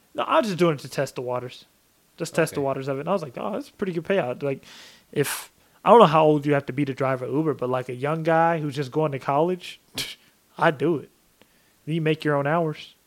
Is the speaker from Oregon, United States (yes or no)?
yes; Portland, Oregon, United States; also born or lived in Vancouver, Washington; now in Texas, United States; my hometown of Portland